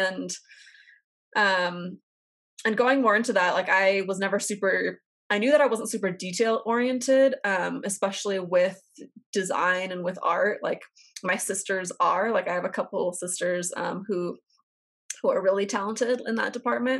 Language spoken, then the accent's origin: English; Portland, Oregon, United States; moved away; also born or lived in Texas; I'm from Portland